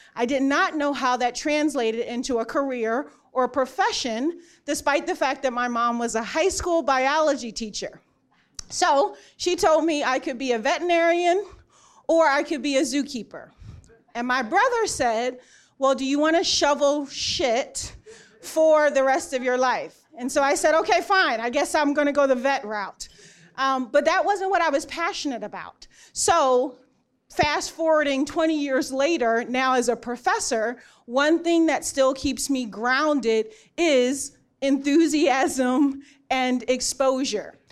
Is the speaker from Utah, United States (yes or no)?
no; Philadelphia, Pennsylvania, United States; moved away; I grew up in Philadelphia